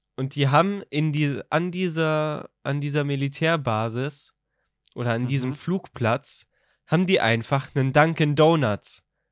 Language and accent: German; Rhineland-Palatinate, Germany; bei uns